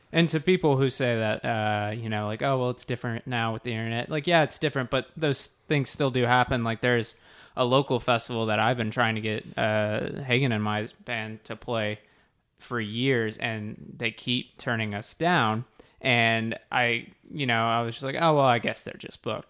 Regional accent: Texas, United States; we're all from Texas

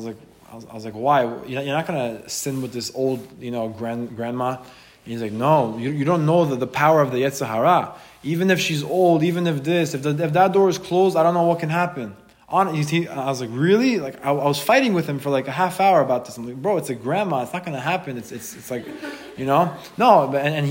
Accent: Israel; now in United States; when I was born in Israel

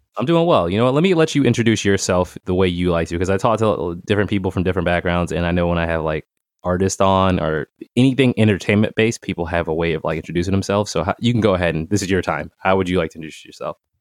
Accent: Boston, Massachusetts, United States; I'm from J P

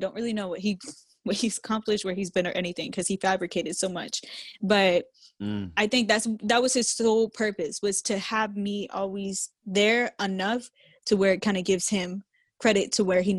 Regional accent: Jacksonville, Florida, United States; also born or lived in Massachusetts; We moved here whenever I was a kid, into Jacksonville.

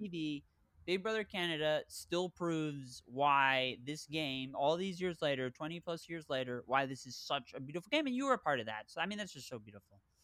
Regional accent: Connecticut, United States; I'm from Connecticut

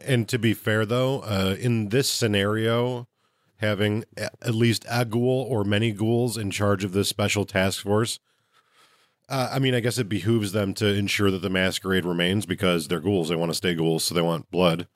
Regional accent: Midwest, United States; I'm from the Midwest

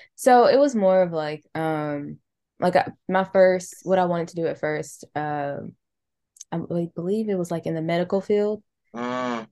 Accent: Charlotte, North Carolina, United States; born or raised there

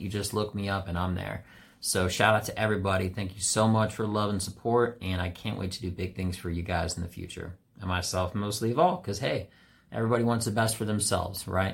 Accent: Washington, District of Columbia, United States; a white guy who primarily had only black friends, always, uh, from D C.

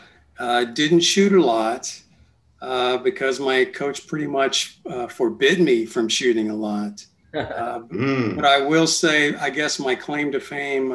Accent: San Antonio, Texas, United States; I was from San Antonio

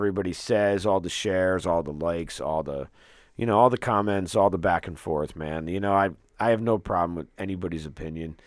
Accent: Troy, New York, United States; I grew up at the foot of South Troy

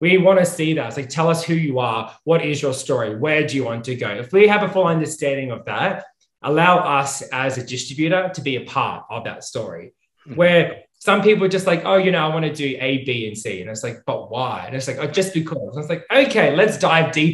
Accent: Australia; moved away; I'm from Australia originally

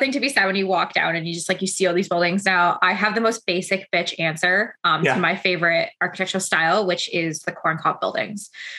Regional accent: London, Ontario, Canada; now in Kitchener, Canada; so I live in Kitchener, it's a very small town, but I'm like, mm-hmm. I'm from London

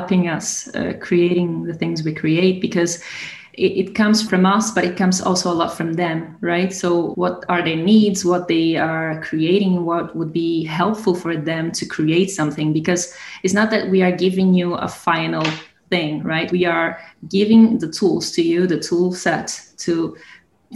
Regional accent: Brazil; moved away as an adult; now in Italy; I'm from Brazil.

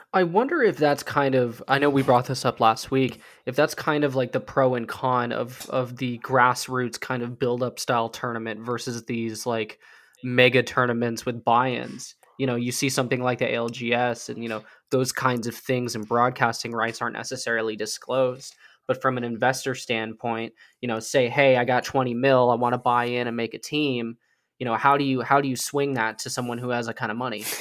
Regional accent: United States; as Americans

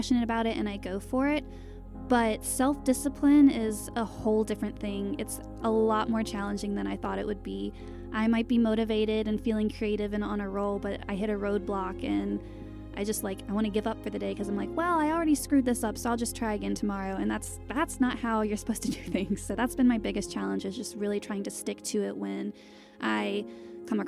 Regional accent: Winston-Salem, North Carolina, United States; I'm from North Carolina, and my hometown is called Winston-Salem

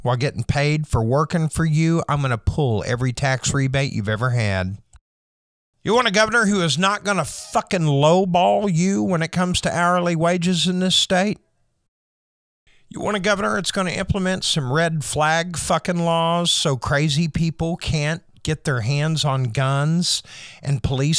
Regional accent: United States; born or raised there

